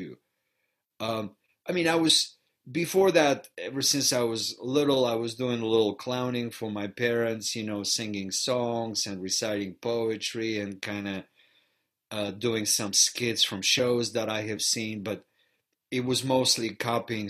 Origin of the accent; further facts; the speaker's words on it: Varna, Varna Province, Bulgaria; first language Bulgarian; English is a second language; moved away as an adult; now in Chicago, United States; growing up in Bulgaria, I was exposed to theater very early on in my life